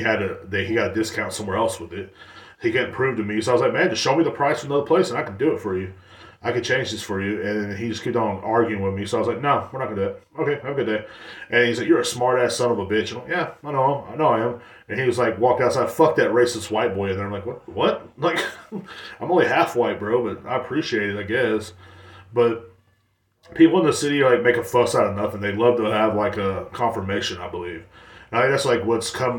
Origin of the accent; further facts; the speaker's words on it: Texas, United States; in Texas, we don't, it's not a big deal to us.